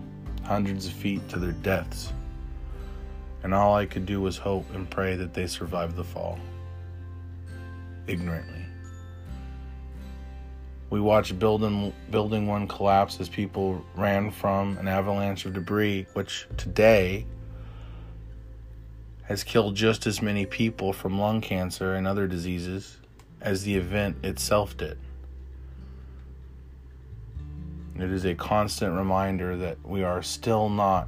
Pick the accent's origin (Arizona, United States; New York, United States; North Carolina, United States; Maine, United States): Arizona, United States; I grew up in Arizona